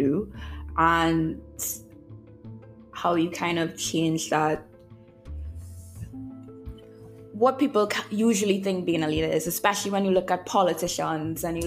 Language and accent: English; Trinidad & Tobago; moved away as an adult; also born or lived in Jamaica; I'm Trinidadian